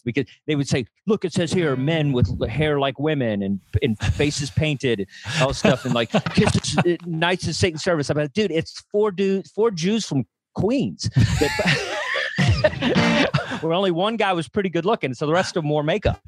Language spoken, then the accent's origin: English; Texas, United States; growing up in Texas